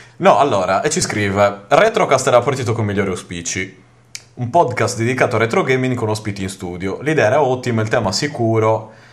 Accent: Sardinia, Italy; io non essendo giapponese ma abbastanza sardo

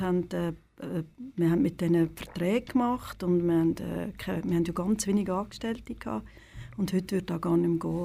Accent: Lenzburg, Aargau, Switzerland; ich komme aus Lenzburg und ja. bin im Tomasini groß geworden

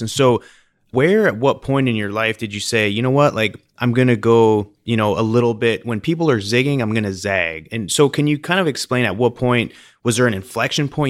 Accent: British Columbia, Canada; I remember growing up in British Columbia in Canada, and, you know, growing up on the lakes, there's, the Okanagan Lake

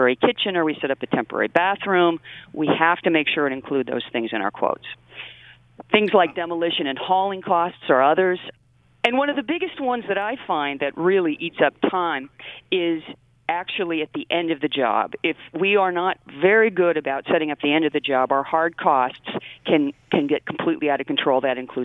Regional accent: West Coast, United States; moved away as an adult; now in Michigan, United States; I'm actually from the West Coast, but came here to go to school and never left.

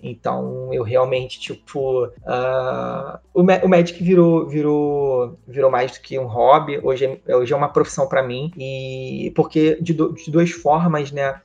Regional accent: Rio de Janeiro, Brazil; E eu sou criado no Rio de Janeiro, né? Eu nasci na cidade do Rio de Janeiro

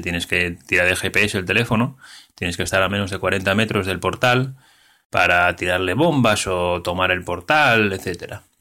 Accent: Asturias, Spain; yo como soy de Asturias

